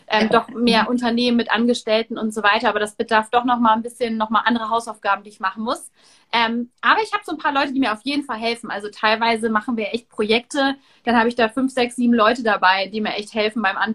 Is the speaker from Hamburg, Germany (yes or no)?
yes; Hamburg, Germany; Ich? Nee, ich bin Hamburgerin.